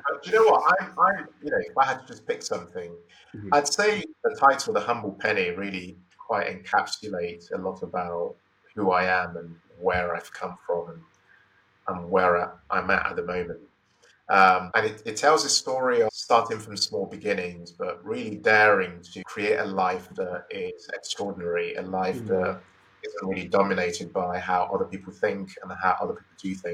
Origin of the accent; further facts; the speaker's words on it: Nigeria; also born or lived in Imo State / Lagos State; So I I grew up in Nigeria